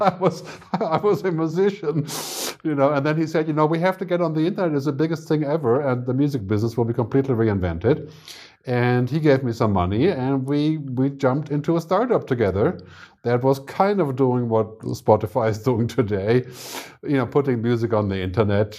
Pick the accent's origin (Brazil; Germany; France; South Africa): Germany; moved away as an adult; also born or lived in San Francisco, United States / Boston, United States / Lanzarote, Spain; now in Zurich, Switzerland; I'm from Germany originally, but I, I moved to America when I was maybe twenty-two or twenty-three.